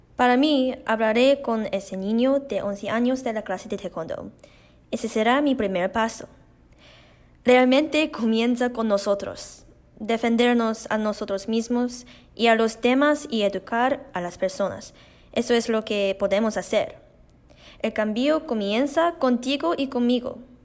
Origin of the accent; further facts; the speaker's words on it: Canada; soy una canadiense china de primera generación